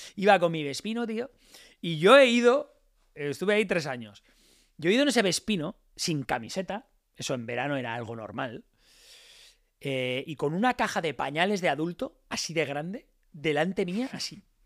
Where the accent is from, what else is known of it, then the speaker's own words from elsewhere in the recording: Alicante, Valencian Community, Spain; yo soy de Alicante y, como buen alicantino